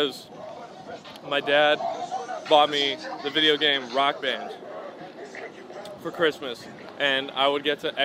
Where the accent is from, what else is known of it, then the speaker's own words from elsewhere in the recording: Pasadena, California, United States; now in South Pasadena, United States; I'm from Pasadena. That's just north of downtown LA, in case you don't know where that is. Yeah, that's where I'm from. I was born and raised there.